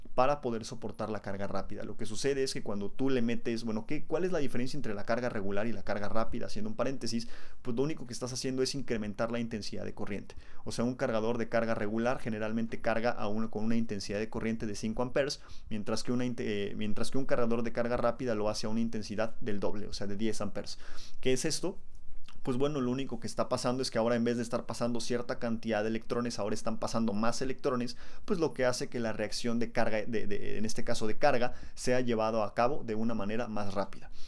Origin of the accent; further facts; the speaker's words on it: Mexico; los mexicanos somos tan pero tan perros que elegimos dónde nacemos